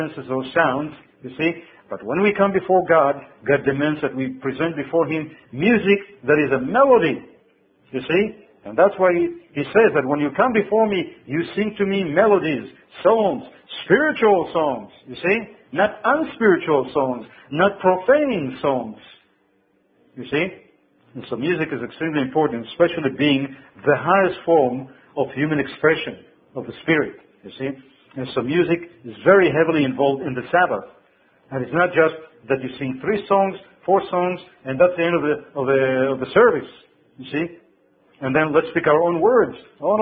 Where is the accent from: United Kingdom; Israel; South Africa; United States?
Israel; when I was growing up in Israel, we cooked all kind of things